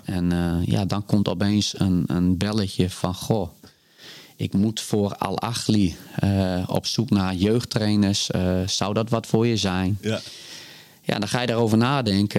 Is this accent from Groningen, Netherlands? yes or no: yes; Groningen, Netherlands; GC Groningen. Ja, die Mijn oude club waar ik opgegroeid ben als de jeugdvoetballer